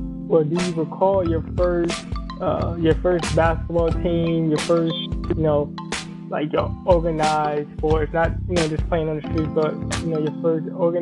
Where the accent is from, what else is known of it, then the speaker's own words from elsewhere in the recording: Springfield, United States; I'm also from Springfield too. It's a gritty city. It's a small city.